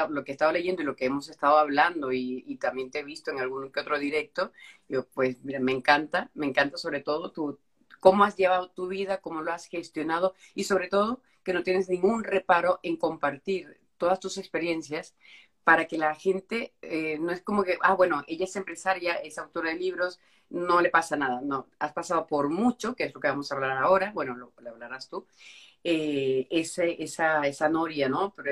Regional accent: Anzoátegui, Venezuela; soy de Anzuato

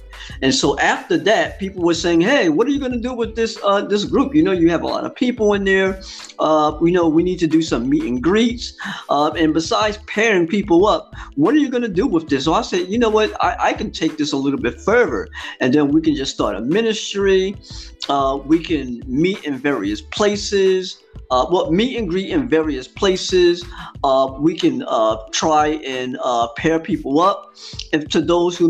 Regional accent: East Orange, New Jersey, United States; I'm from New Jersey, born and raised in the East Orange school system in which I grew up in.

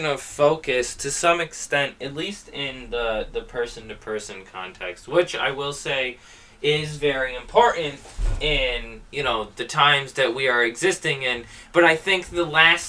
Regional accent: United States; our day-to-day life as an American

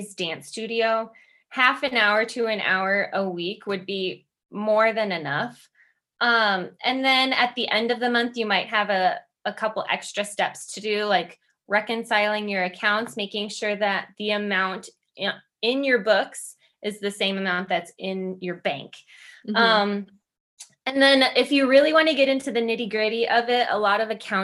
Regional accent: Midwest, United States; I'm from the Midwest

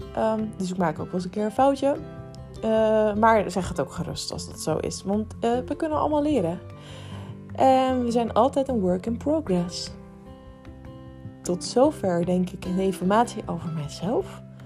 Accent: Rotterdam, South Holland, Netherlands; moved away; Het is de stad waar ik vandaan kom.

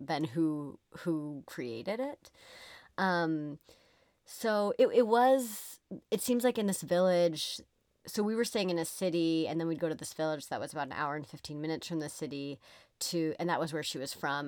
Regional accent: United States; I'm from the United States

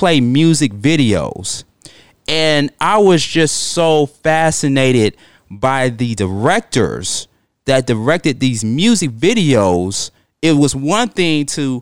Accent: Atlanta, Georgia, United States; I'm from the South, from the Dirty Dirty, from the ATL

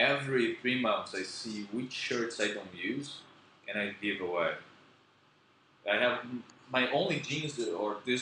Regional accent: Brazil; first language Portuguese; English is a second language; moved away as an adult; also born or lived in Philippines; I'm from Brazil, I'm from a very small city

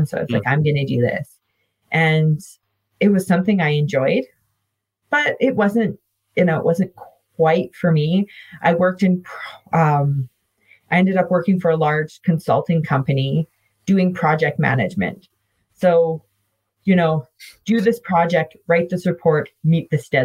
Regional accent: Calgary, Alberta, Canada; moved away as an adult; also born or lived in Saskatoon; I grew up in Calgary, Alberta

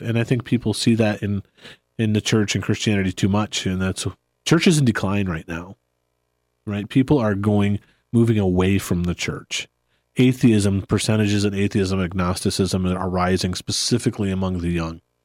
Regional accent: United States; I love being an American

